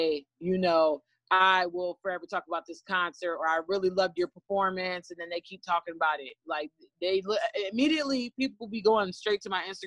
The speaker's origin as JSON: {"language": "English", "town": "Ravenna", "region": "Ohio", "country": "United States", "also_born_or_lived": "Cleveland, Ohio", "said": "I am from Ravenna, Ohio. I'm not from Akron. I'm from Ravenna, but around Akron, but I'm more familiar with Cleveland"}